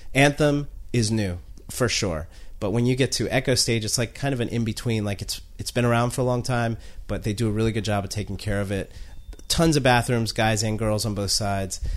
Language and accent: English; North Carolina, United States; now in Washington, D.C., United States; I'm from North Carolina